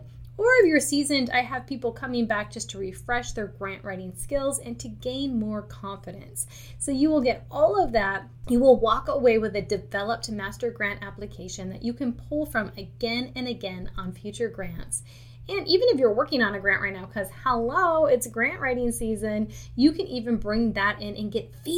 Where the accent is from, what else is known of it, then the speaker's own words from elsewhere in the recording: Michigan, United States; moved away; I'm actually originally from Michigan